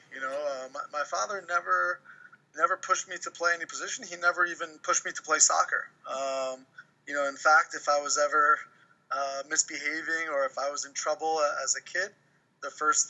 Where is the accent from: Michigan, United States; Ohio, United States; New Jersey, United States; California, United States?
New Jersey, United States; moved away as an adult; also born or lived in Virginia; I grew up in New Jersey. I went to high school in New Jersey.